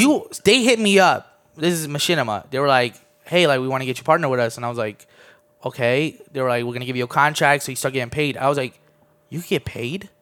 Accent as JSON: {"language": "English", "area": "D.C. area", "region": "Maryland", "country": "United States", "tie": "born or raised there", "also_born_or_lived": "Armenia / Orlando, Florida", "moved": "as an adult", "said": "Moved here when I was nine. Always been, um, around the Maryland, D C area"}